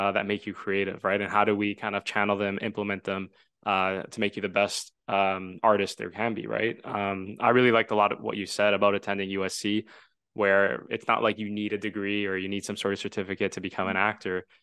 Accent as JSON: {"language": "English", "area": "suburbs of Toronto", "region": "Ontario", "country": "Canada", "tie": "born or raised there", "said": "I am from the suburbs and just outside of Toronto. And Toronto is a big, diverse city, and it's a considered a filmmaking hub for entertainment. And you know, growing up in the suburbs"}